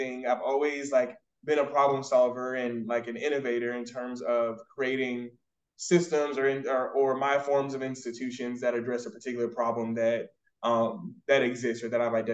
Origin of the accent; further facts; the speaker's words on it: Raleigh, North Carolina, United States; moved away as an adult; also born or lived in Georgia / Nigeria (ancestry); now in Dallas, United States; I was born in Georgia and raised in North Carolina, like Raleigh, North Carolina specifically.